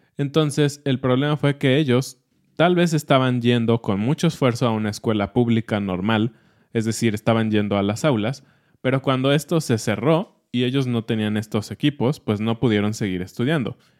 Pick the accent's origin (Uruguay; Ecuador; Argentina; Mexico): Mexico; somos mexicanos